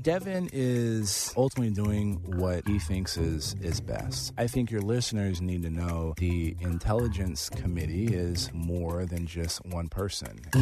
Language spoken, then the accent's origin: English; District 23, Texas, United States; it was basically where I grew up. And so I moved from Kabul, Afghanistan to San Antonio to run for Congress